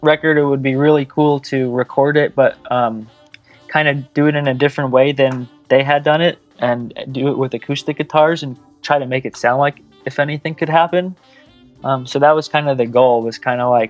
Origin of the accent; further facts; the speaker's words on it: Connecticut, United States; moved away as an adult; also born or lived in San Diego; I grew up in Connecticut